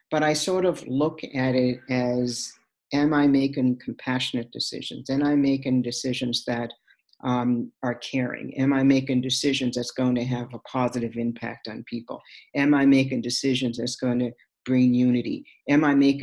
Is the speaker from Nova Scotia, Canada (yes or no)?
yes; Sydney, Nova Scotia, Canada; my growing up in Sydney Whitney Pier, with her father.